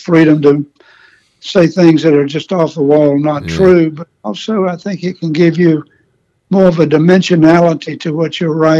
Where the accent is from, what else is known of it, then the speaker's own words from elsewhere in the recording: Athens, Georgia, United States; also born or lived in New York; I'm from Atlanta, Athens, Georgia. So I've lived the Southern life all of my life almost